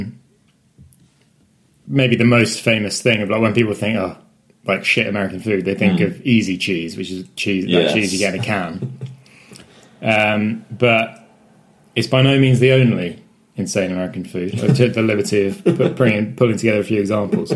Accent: West Country, South West England, United Kingdom; we're from the West Country, so we're from the home of cheddar

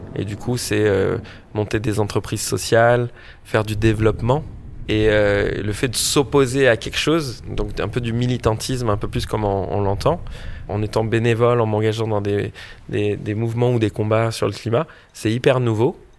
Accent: French Polynesia; now in Paris, France; en grandissant à Tahiti

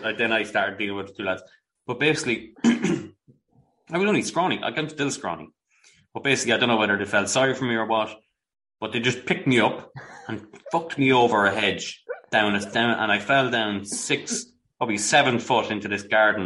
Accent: Brooklyn, New York, United States; Man, I'm from Brooklyn. I never seen no shit like that in my life, man.

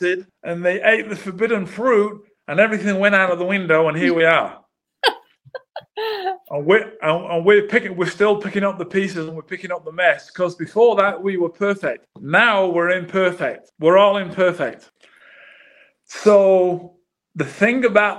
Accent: Manchester, North West England, United Kingdom; moved away; I'm born and raised in Manchester

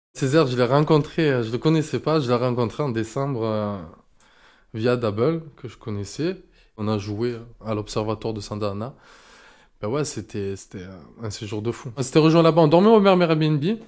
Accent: Marseille, Provence-Alpes-Côte d'Azur, France; je suis bel et bien de Marseille

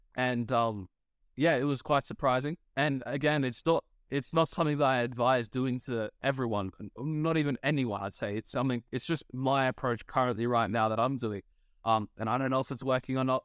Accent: Australia; as an Australian myself

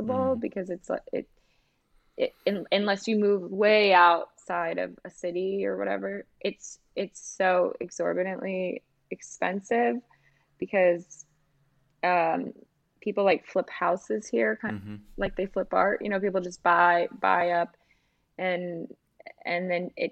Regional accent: United States; also born or lived in Scandinavia

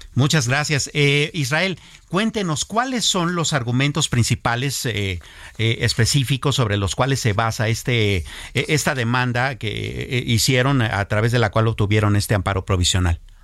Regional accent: Mexico; cosas que nos impactan a nosotros todos como mexicanos

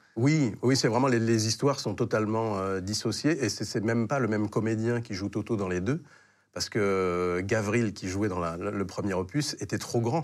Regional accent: Paris, Île-de-France, France; je, suis né à Paris 15e

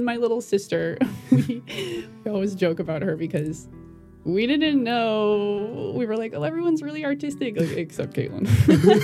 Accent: Lakeville, Minnesota, United States; I'm from Minneapolis, Minnesota. Well, technically Lakeville, which is like a suburb 30 minutes south of the Twin Cities

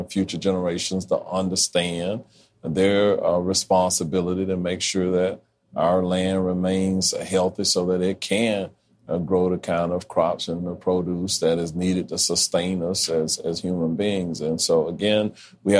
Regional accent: Orlando, Florida, United States; growing up in Orlando

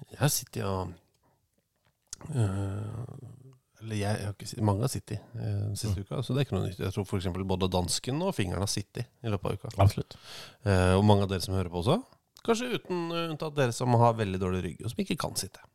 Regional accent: Oslo, Norway; jeg vokste opp på Abelsø. Mm. Eh, Oslo sørøst

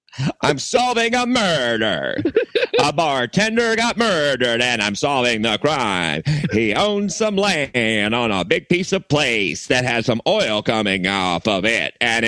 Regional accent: United States; I'm American. I'm an American man

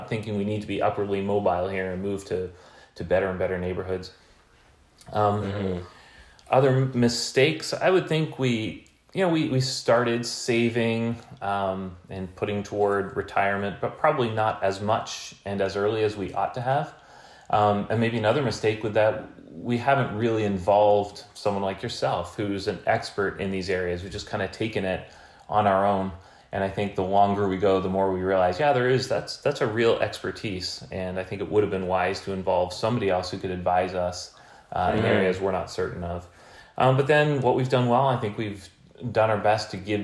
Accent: Canada; being Canadian

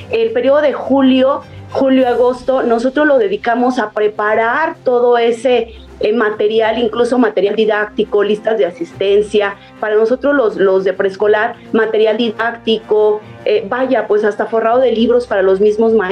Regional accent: Guanajuato, Mexico; al menos aún no aquí en mi estado. Yo soy de Guanajuato

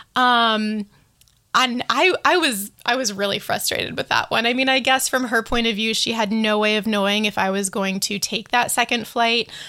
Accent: United States; I'm speaking of all of this as an American

